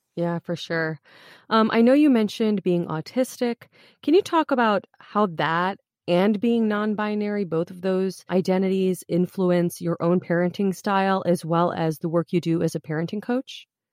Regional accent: United States; I grew up here as an American kid

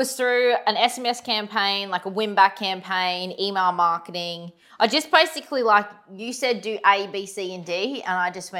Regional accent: Goondiwindi, Queensland, Australia

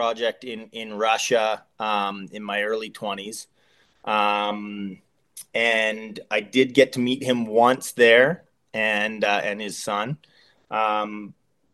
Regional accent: Lethbridge, Alberta, Canada; I'm just simple Lethbridge kid growing up, playing shinny on the canals and trying not to get in too much trouble. So I grew up in Lethbridge

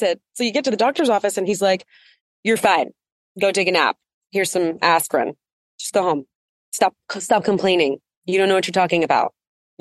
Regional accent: United States; I grew up on the Navajo reservation

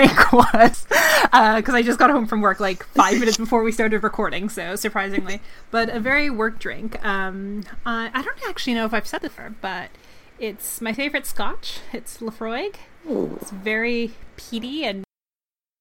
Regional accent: Canada; me being the Canadian on the podcast.

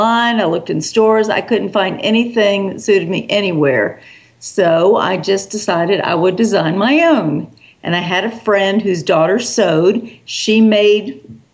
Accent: South Carolina, United States; also born or lived in New York City; we soon moved back down to the South, and I've been in the South ever since, in South Carolina

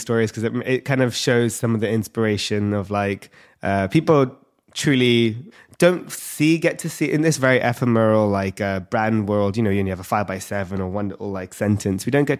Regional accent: London, United Kingdom; in London, UK, I was born and raised in London.

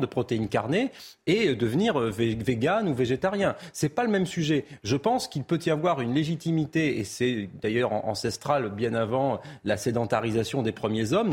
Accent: the South-West, south-west France, France; mon prisme d'homme du Sud-Ouest, puisque j'ai grandi dans le Sud-Ouest

